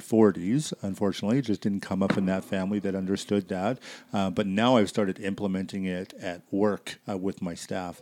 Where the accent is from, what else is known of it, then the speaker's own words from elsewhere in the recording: Surrey, British Columbia, Canada; moved away as an adult; also born or lived in Vancouver / Burnaby / Coquitlam / Abbotsford; now in Airdrie, Canada; I grew up in Surrey, and then I moved to Kelowna, and then I moved out here